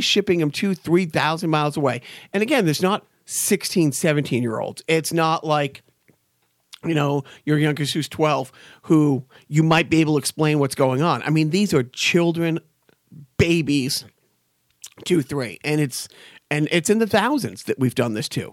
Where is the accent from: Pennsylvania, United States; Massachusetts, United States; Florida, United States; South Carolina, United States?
Massachusetts, United States; Boston; I grew up in Boston in the, in the, you know, the, the early mid eighties